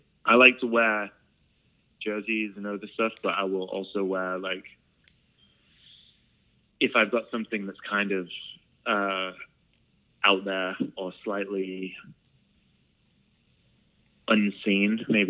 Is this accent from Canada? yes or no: no; England, United Kingdom; now in United States; There's a thing as well I'm really self-conscious about is, like, as an English person, I don't like hanging out with other English people in America, really.